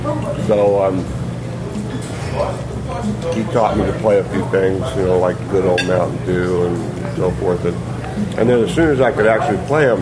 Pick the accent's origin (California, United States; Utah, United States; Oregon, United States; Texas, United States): Texas, United States; Castroville; born there; Well, I was born outside of San Antonio, Texas, in a little town called Castroville, which is a little kind of one-horse Alsatian town, maybe 20 minutes out of San Antonio.